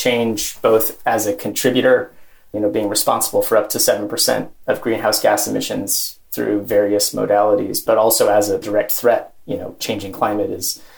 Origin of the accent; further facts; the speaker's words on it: Gettysburg, Pennsylvania, United States; moved away as an adult; also born or lived in Middle East / sub-Saharan Africa; I grew up in Gettysburg, Pennsylvania